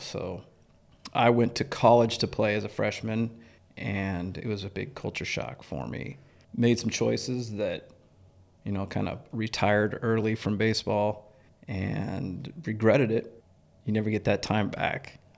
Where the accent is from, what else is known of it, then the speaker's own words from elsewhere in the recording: York, Nebraska, United States; I grew up in York, Nebraska, so a small town